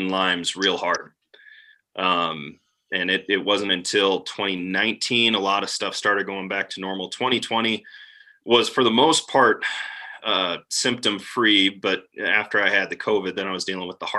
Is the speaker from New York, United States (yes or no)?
no; Wisconsin, United States; now in Montana, United States; I'm originally from Wisconsin